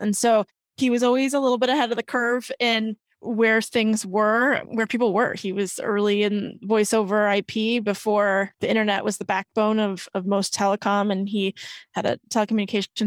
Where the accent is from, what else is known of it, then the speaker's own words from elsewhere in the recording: Midwest, United States; also born or lived in Bay Area; now in New York City, United States; I am originally from the Midwest.